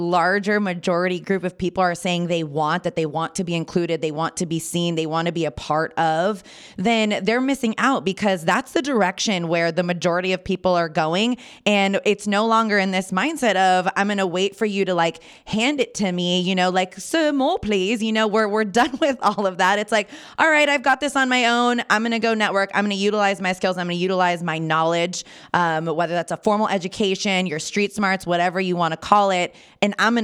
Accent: Napa Valley, California, United States; I'm born and raised in Napa Valley

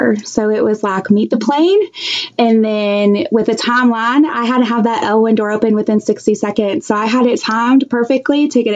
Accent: central Illinois, United States; I'm from Illinois

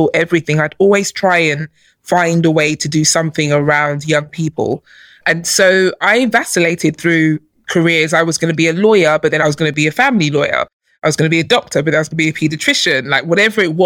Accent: London, United Kingdom; also born or lived in Nigeria; I grew up in London. I was born in Nigeria, but I came here as a baby and I grew up here.

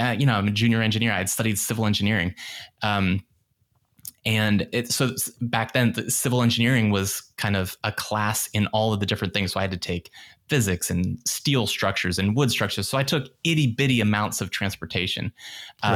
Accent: Northern Virginia suburbs outside of DC, United States; I grew up in the Northern Virginia suburbs outside of DC

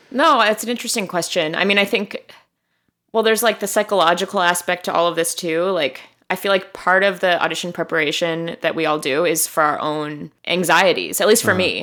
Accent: Chicago, Illinois, United States; moved away as an adult; also born or lived in Miami; I grew up in Hyde Park.

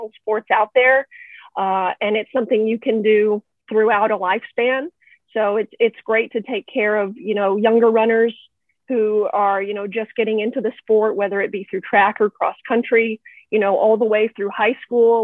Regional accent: Texas, United States; moved away as an adult; also born or lived in Houston, Texas; now in Western Massachusetts, United States; We moved up here from Houston. I was born and raised in Texas.

